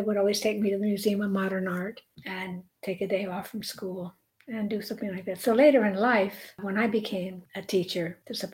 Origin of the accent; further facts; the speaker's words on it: United States; as an American, you know, when you're in Europe, and most of us, or a number of us in this country, have European heritage